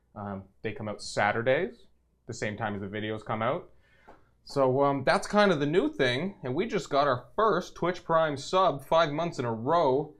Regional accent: Canada; we are Canadian

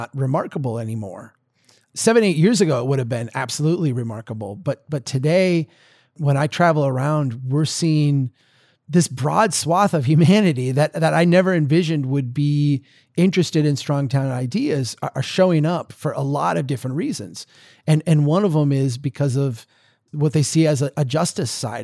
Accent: Minnesota, United States; accent: deep Minnesota; my deep Minnesota accent

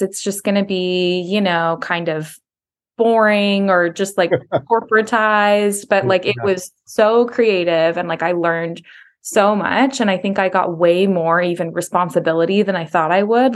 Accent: Folsom, California, United States; I grew up in Folsom, California, just outside of Sacramento

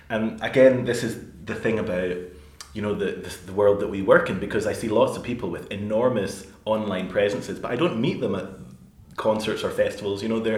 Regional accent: Glasgow, Scotland, United Kingdom; accent: Glaswegian; I could not believe my accent. It's so Glaswegian. I had no idea my accent has really changed.

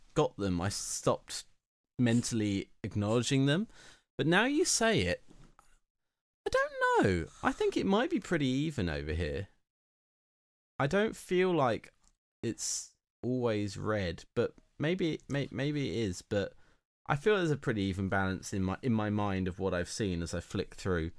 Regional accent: United Kingdom; being British

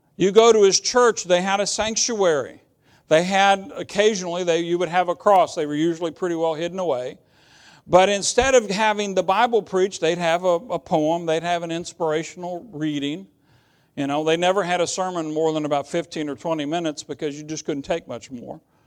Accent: United States; I'm an American

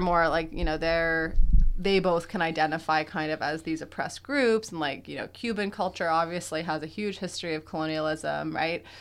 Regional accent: Quebec, Canada; I'm from Quebec

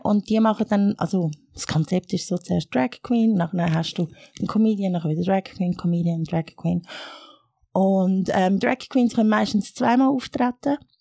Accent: Erlenbach, Zurich, Switzerland; first language Arabic; also born or lived in Egypt / Chur / Regensdorf / Langnau am Albis; ich bin so ein Mixmax, wo in Ägypten geboren worden ist, aber äh, in der Schweiz aufgewachsen.

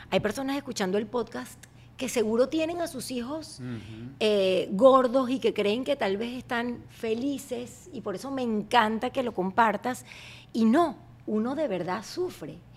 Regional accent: Barquisimeto, Lara, Venezuela; now in United States; en mi colegio Las Colinas, en Barquisimeto

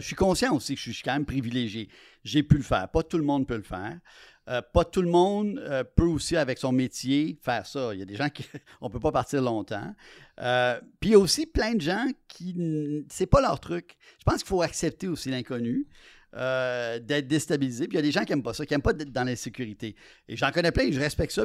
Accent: Quebec, Canada; Je suis québécois dans une euh, société euh, pluraliste

